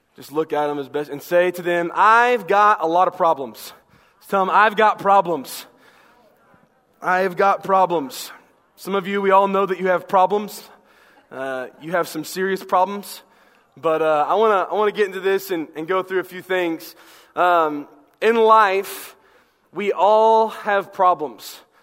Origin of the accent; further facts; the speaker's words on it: the South, United States; I'm from the South